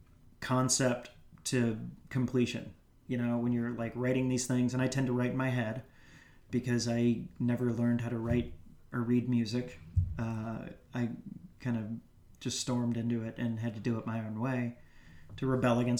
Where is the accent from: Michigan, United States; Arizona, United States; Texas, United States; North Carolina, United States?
North Carolina, United States; Greensboro; moved away as an adult; also born or lived in New York; my hometown of Greensboro, North Carolina